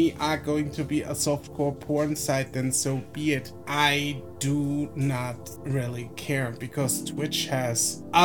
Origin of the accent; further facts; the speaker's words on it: Germany; I'm from Germany, so I grew up in a country